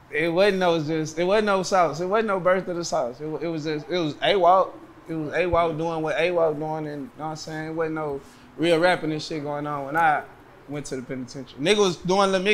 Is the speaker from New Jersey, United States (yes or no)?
no; Houston, Texas, United States; I'm from Southside, H-Time, man, Splash Time, Texas, Dead End to be exact, you know what I'm saying, the heart of South Park